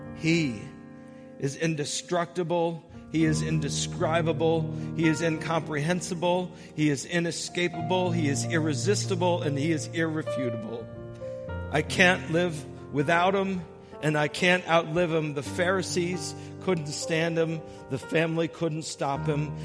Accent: Brooklyn, Connecticut, United States; growing up in Brooklyn, Connecticut.

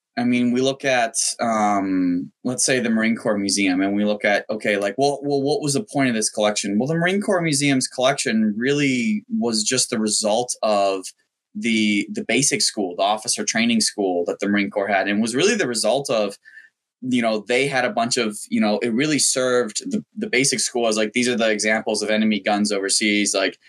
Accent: Myanmar; It wasn't the sort of most exotic thing in the world. I mean, it's a military dictatorship, and I went to an international school

